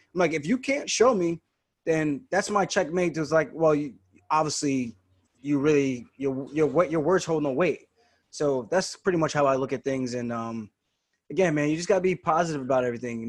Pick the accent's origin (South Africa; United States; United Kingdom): United States; Roosevelt, New York; also born or lived in Uniondale, New York; I grew up in Roosevelt. Then when I transferred schools, moved to Uniondale, seventh and eighth grade in middle school